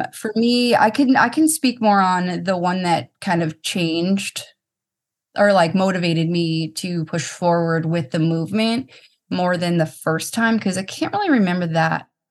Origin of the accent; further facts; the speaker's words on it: Boston, Massachusetts, United States; I'm from Boston